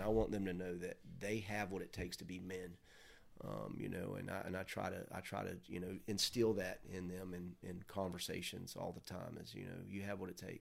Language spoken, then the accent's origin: English; Mims, Florida, United States; I'm from Mims. I mean, there's one blinking light